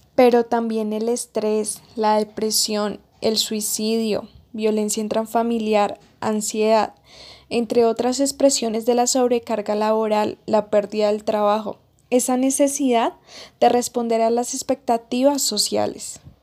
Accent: Colombia; así somos los colombianos

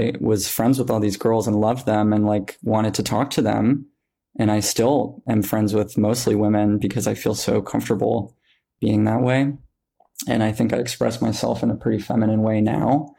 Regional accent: Montana, United States; growing up in Montana

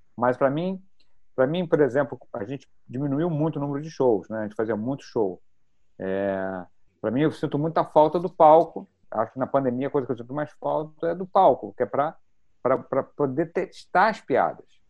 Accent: Brazil; accent: Brazilian; o nosso sotaque

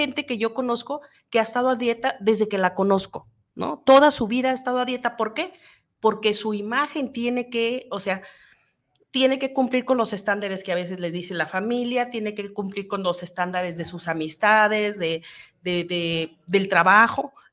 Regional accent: Mexico

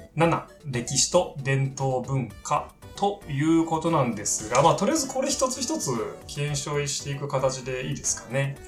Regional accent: Miura, Kanagawa, Japan; moved away as an adult; also born or lived in Tokyo / Hokkaido; 私たちは2人とも神奈川県の三浦市で育った幼馴染同士

